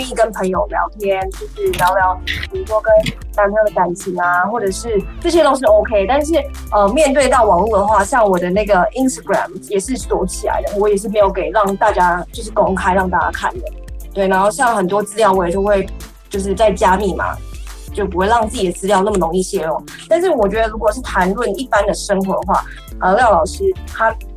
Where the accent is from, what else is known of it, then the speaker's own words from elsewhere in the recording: Taiwan; 希望小鸟们会喜欢我们台湾的，就是小知识